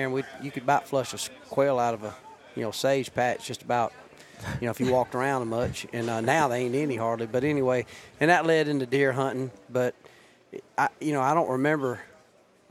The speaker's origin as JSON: {"language": "English", "region": "Georgia", "country": "United States", "tie": "born or raised there", "said": "I grew up in Georgia"}